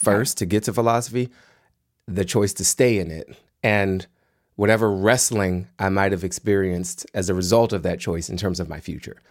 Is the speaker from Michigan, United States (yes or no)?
no; Washington, District of Columbia, United States; I grew up in Washington, D C in the nineteen eighties.